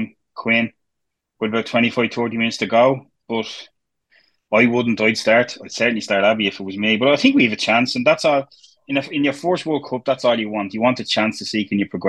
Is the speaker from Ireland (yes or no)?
yes; Dublin, Leinster, Ireland; where I'm from Pier Street